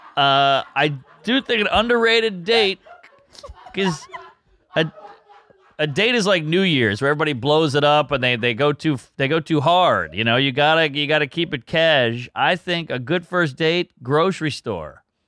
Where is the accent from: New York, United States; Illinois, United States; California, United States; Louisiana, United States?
Louisiana, United States; I'm from Louisiana